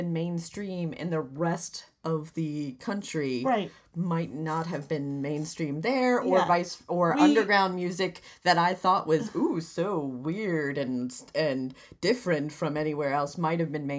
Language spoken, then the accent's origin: English; Vermont, United States; moved away; also born or lived in New Hampshire; where I grew up in Vermont